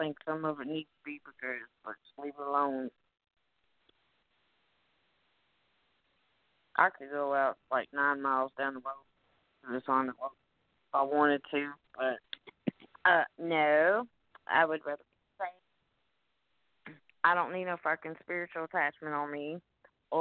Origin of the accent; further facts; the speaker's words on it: Bowling Green, Kentucky, United States; I'm from Bowling Green, Kentucky